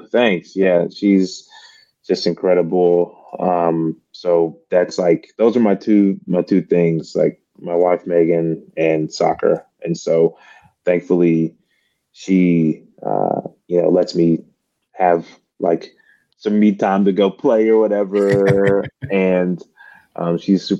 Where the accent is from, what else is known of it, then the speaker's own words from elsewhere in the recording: Mississippi, United States; moved away as an adult; now in Memphis, United States; I am originally from Mississippi and now I live in Memphis, Tennessee